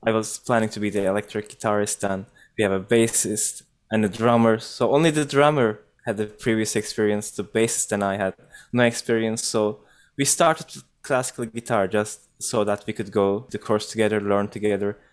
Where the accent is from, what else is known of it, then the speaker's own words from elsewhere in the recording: Ankara, Turkey; moved away as an adult; now in Toronto, Canada; I grew up in an urban region. Uh, I lived in Ankara.